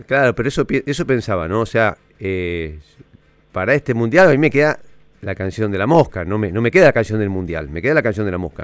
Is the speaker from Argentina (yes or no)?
yes; Buenos Aires, Argentina; no soy de Boedo, sino yo soy de Palermo